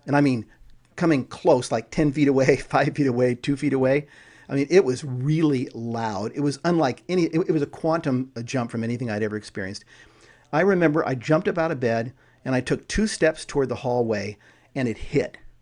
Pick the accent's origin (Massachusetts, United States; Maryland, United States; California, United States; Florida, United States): California, United States; I grew up in California. So I grew up with earthquakes